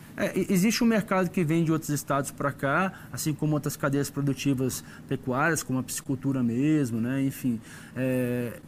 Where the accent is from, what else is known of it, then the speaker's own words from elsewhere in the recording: Brasília, Federal District, Brazil; eu sou brasileiro meus pais são mineiros, né, eu brinco que eu sou puro por cruz, eu nasci Sim. aqui, mas pai e mãe mineiro